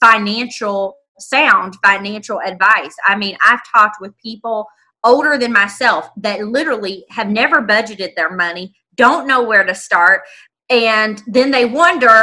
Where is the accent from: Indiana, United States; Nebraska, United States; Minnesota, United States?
Indiana, United States; Indianapolis; Born and raised in Indianapolis, right in the heart of it